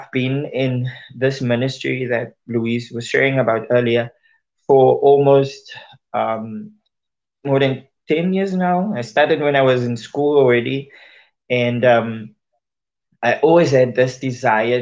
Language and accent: English; Worcester, Western Cape, South Africa; I was born and raised in Worcester, a small town in South Africa